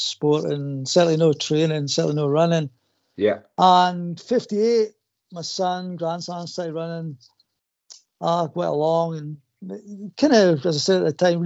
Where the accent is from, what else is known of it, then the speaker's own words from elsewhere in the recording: Hawick, Scotland, United Kingdom; I'm from Hoyk